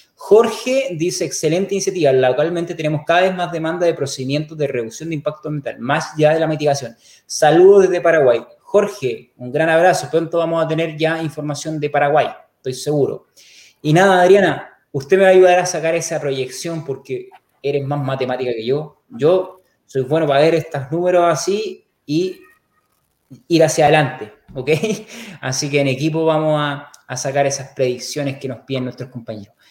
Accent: Chile; soy chileno, vivo a dos kilómetros de Naranja

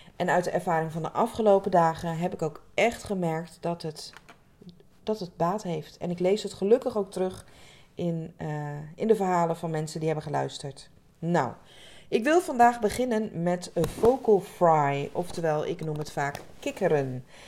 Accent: Rotterdam area, South Holland, Netherlands; Ik kom uit de omgeving van Rotterdam

